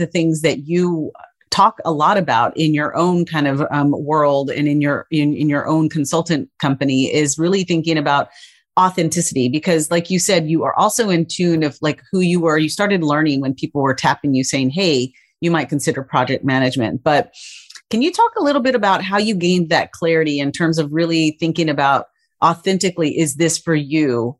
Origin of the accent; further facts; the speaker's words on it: West Texas, United States; I grew up in West Texas where, you know, petroleum engineering was the thing.